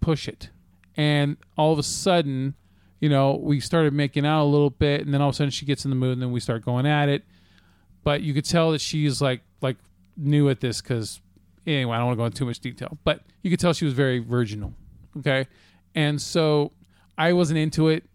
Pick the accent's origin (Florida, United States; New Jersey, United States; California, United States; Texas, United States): California, United States; North Highlands; North Highlands